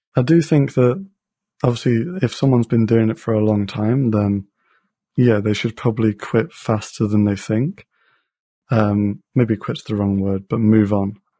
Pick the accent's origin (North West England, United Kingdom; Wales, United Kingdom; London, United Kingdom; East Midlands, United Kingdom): East Midlands, United Kingdom; Leicester; I'm from Leicester in the U K